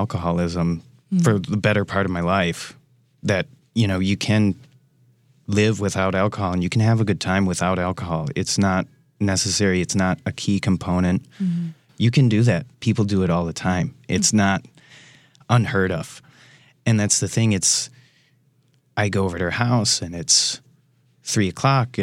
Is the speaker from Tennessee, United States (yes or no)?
no; Racine, Wisconsin, United States; moved away as an adult; now in Milwaukee, United States; I come from Racine, Wisconsin, so I'm a local boy